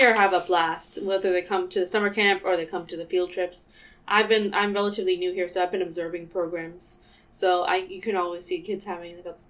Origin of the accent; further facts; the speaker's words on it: Lowell, Massachusetts, United States; I grew up in Lowell